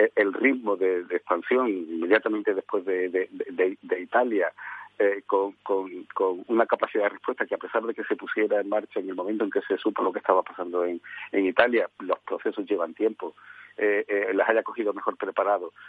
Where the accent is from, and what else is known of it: Spain